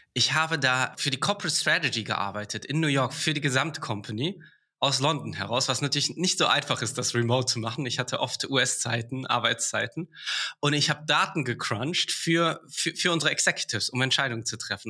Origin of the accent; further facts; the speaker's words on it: Karlsruhe, Baden-Württemberg, Germany; moved away as an adult; also born or lived in England; now in Berlin, Germany; ich komme ursprünglich aus Karlsruhe